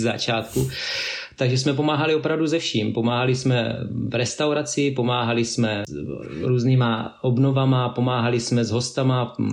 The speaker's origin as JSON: {"language": "Czech", "country": "Czechia", "moved": "yes", "lives_now": "Norway", "said": "jako takový klasický Čecháček, jo. Mám český značky a prostě jezdím tady."}